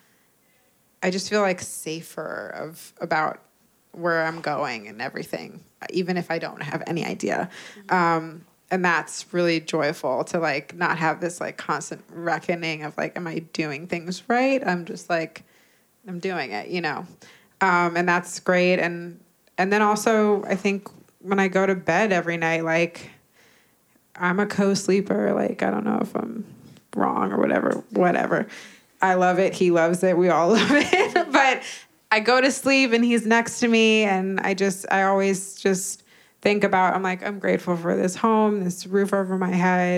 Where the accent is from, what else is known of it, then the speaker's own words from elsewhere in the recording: Westchester, New York, United States; also born or lived in Los Angeles, California; now in New York City, United States; I was born in LA, but I grew up in Westchester, New York.